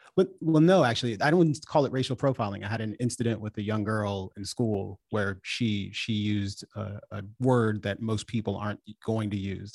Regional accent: Washington, District of Columbia, United States; I'm from D C. My family is from Jamaica

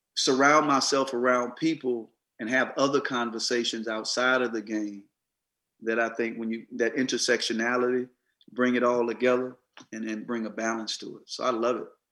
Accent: Mississippi, United States; I grew up in Mississippi

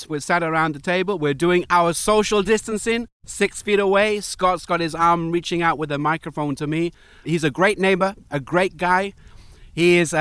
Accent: Wales, United Kingdom; I'm from Wales.

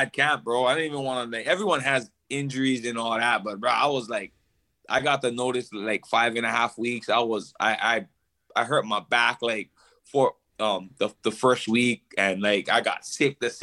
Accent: Hawaii, United States; one thing about being Hawaiian is service to others

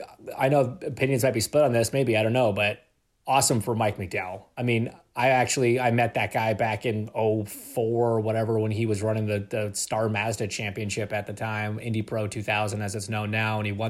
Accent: Canada; I'm Canadian

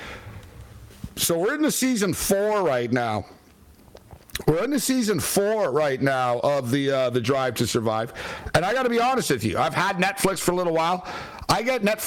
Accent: Montreal, Quebec, Canada; born or raised there

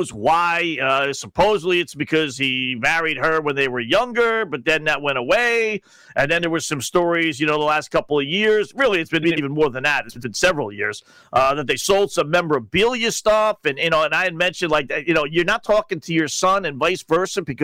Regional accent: New Jersey, United States; now in New York, United States; I'm from Jersey

